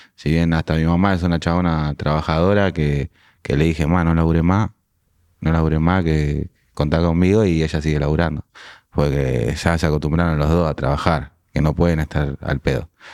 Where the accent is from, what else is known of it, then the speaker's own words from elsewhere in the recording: Pablo Podestá, Buenos Aires Province, Argentina; also born or lived in La Crujía; now in Francisco Álvarez, Argentina; Pablo Podestá, que fue donde tuve mi adolescencia, donde fui al colegio